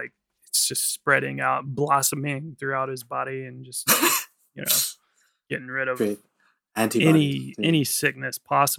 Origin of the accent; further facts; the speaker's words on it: the South, United States; I'm from the South. Everything sounds like that.